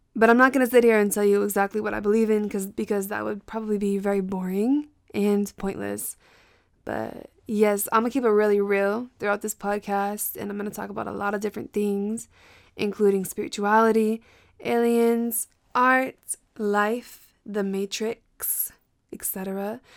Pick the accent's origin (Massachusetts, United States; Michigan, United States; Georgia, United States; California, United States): Massachusetts, United States; also born or lived in Brockton / Boston / Cape Cod; I am from Massachusetts. My family is from Brockton. I was in and out of Boston growing up.